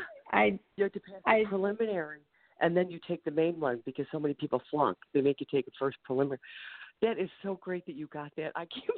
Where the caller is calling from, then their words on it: Ohio, United States; I'm calling from Ohio.